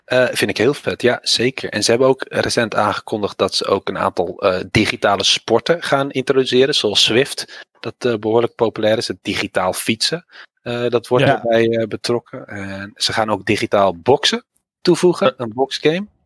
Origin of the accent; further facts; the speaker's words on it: Netherlands; Als Nederlander.